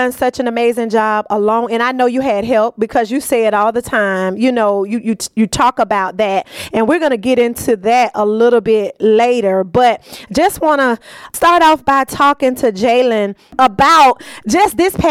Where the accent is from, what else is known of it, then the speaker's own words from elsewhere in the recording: Gaston County, North Carolina, United States; my hometown